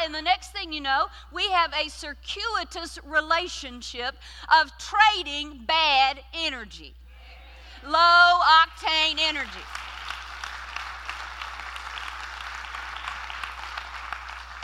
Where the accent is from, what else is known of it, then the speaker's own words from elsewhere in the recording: Lower Alabama, United States; I'm from Lower Alabama